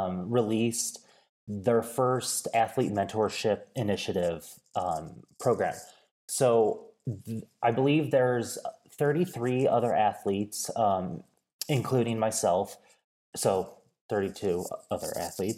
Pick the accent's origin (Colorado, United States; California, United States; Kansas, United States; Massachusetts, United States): Kansas, United States; rural Northeast; moved away as an adult; also born or lived in Peoria, Illinois; now in Bozeman, United States; I born and raised in Peoria, Illinois, and grew up in rural Northeast Kansas